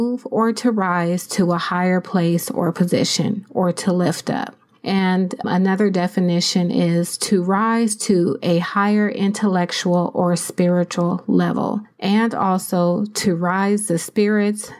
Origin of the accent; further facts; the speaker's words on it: San Diego, California, United States; moved away as an adult; now in Riverside County, United States; I'm originally from San Diego, California